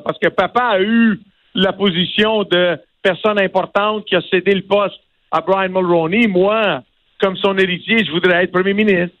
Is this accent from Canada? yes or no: yes; Quebec, Canada; Je suis né au Québec